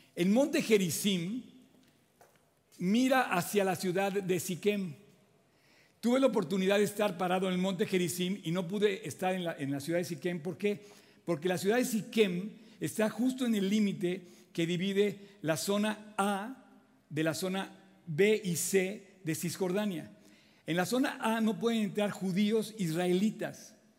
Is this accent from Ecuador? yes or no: no; Mexico; todos somos mexicanos